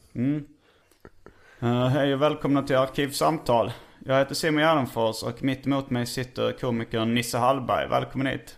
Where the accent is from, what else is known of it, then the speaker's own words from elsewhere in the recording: Hjärup, Skåne, Sweden; där jag växte upp